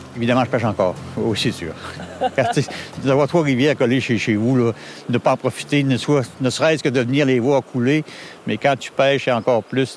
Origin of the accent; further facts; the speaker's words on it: Pabos, Quebec, Canada; je viens de Pabot. il y avait une rivière qui coulait euh, tout près de la maison